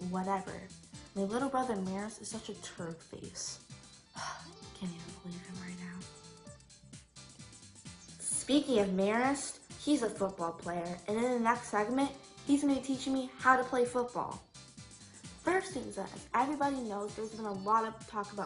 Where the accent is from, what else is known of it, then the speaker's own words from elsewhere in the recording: New York City, New York, United States; I was raised in New York City.